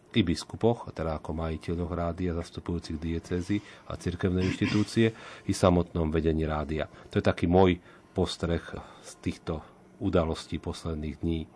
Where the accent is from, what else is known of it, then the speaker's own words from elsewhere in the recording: Slovakia; sme Slováci